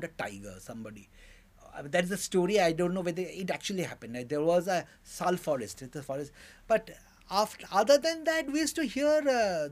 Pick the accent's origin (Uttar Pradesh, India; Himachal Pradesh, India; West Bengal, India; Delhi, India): West Bengal, India; Durgapur; also born or lived in Calcutta; I was born in 56 in Calcutta. Then he shifted to Durgapur, which was just upcoming industrial town